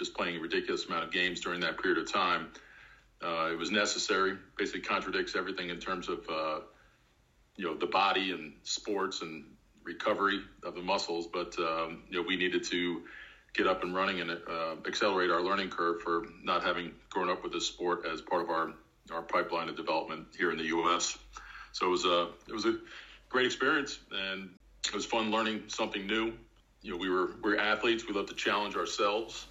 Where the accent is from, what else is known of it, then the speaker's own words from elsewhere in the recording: Long Island, New York, United States; I grew up in Long Island